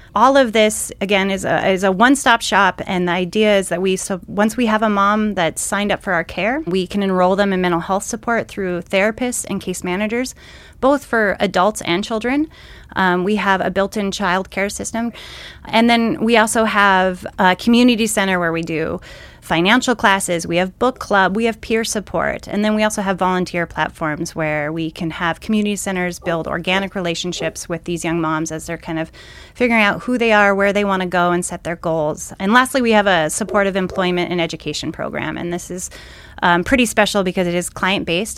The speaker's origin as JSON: {"language": "English", "town": "Great Falls", "region": "Montana", "country": "United States", "tie": "born or raised there", "said": "I'm born and raised in Great Falls, Montana"}